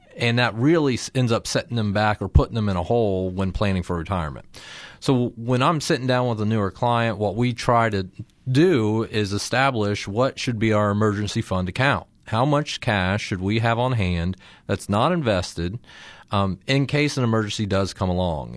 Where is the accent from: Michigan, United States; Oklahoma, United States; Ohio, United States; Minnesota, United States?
Ohio, United States; Circleville; I'm from Circleville, or at least went to high school down there and graduated